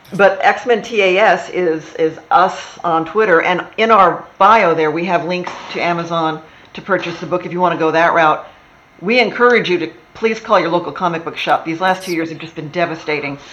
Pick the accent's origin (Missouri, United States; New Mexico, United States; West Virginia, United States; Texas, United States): Texas, United States; moved away as an adult; also born or lived in Wisconsin; now in Los Angeles, United States; I was born in Wisconsin, grew up in Texas